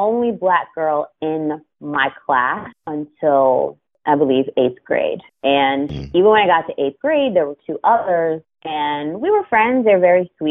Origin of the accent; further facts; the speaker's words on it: Sewickley, Pennsylvania, United States; also born or lived in Florida; now in Baltimore, United States; I grew up in a small town about, I mean, 20 minutes driving distance max from the city of Pittsburgh